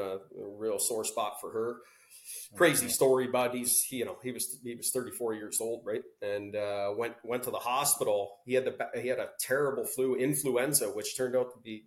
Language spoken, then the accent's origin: English; Welland, Ontario, Canada; we grew up in Welland, Ontario